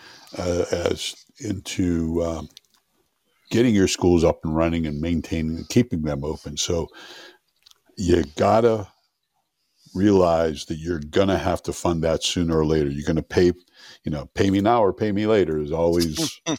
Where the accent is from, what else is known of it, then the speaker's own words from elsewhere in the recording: southwestern Pennsylvania, United States; moved away as an adult; I was born in southwestern Pennsylvania, small coal mining town. And that's where I spent my first 30 years of my life